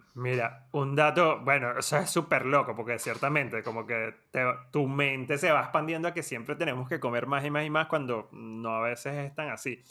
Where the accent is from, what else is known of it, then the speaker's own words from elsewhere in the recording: Venezuela; now in Argentina; cuando, cuando crecimos en Venezuela